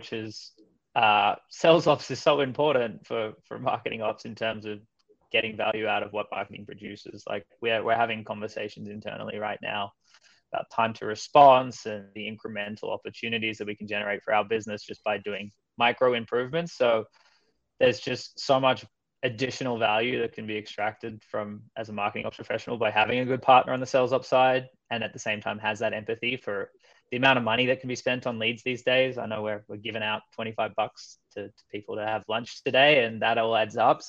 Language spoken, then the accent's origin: English; Melbourne, Victoria, Australia; moved away as an adult; also born or lived in Copenhagen, Denmark / Stockholm, Sweden; I'm from Australia originally. I'm actually grew up in Melbourne, Australia